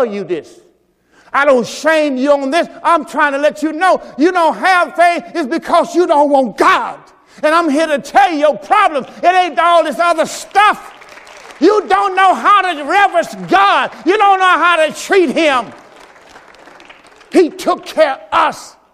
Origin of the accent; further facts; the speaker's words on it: Mississippi, United States; moved away as an adult; I'm from the South. I'm from Mississippi. I'm from the plantation. I'm from the cotton field.